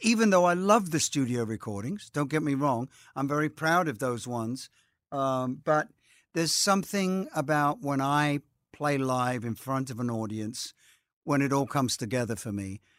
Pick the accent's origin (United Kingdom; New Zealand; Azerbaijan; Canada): United Kingdom; moved away; I'm British